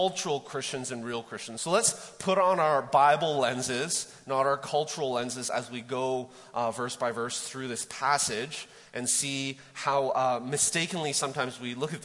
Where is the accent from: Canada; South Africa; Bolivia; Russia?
Canada; Vancouver, British Columbia; moved away as an adult; now in Mt. Juliet, United States; I grew up in Vancouver.